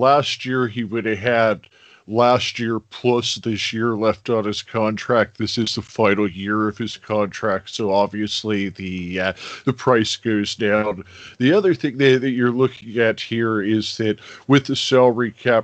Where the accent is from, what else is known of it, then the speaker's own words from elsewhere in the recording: Phoenix, Arizona, United States; I'm from Phoenix, Arizona